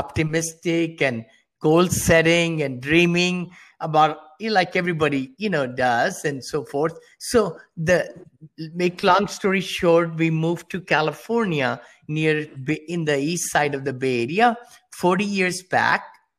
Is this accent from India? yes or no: yes; India; moved away as an adult; I came from India many years back, with a little bit money, $7.